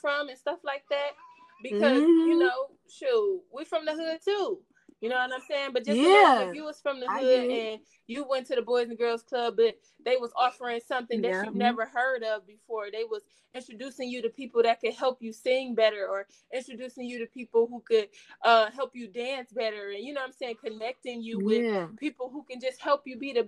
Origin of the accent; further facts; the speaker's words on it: Cleveland, Ohio, United States; also born or lived in Los Angeles; We are from Cleveland. Cleveland is home